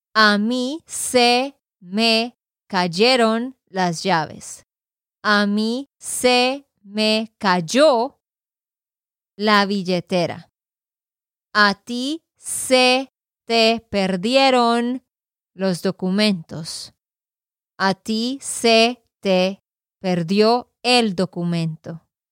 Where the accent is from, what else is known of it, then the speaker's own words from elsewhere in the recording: Santander, Colombia; de Santander, Colombia